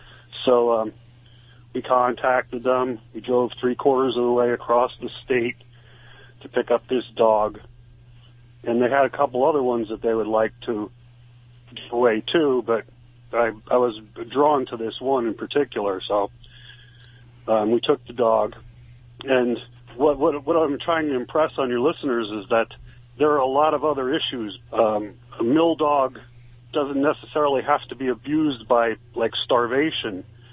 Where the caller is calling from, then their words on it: Ebervale, Pennsylvania, United States; Ebervale, Pennsylvania.